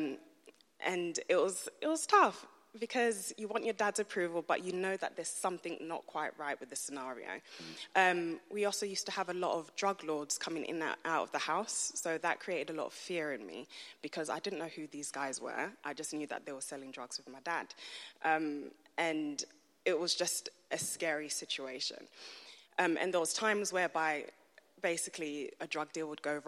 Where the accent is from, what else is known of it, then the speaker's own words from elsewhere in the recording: London, United Kingdom; moved away; I was born and raised in East London